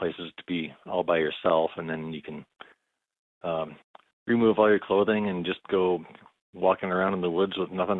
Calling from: Bozeman, Montana, United States; calling from Bozeman, Montana.

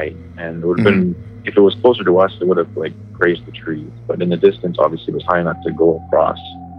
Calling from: Grand Prairie, Alberta, Canada; from Grand Prairie.

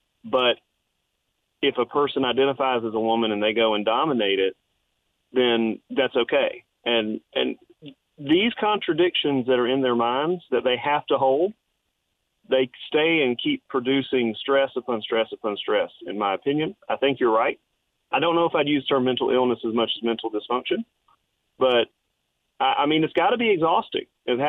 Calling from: Florence, South Carolina, United States; from Florence.

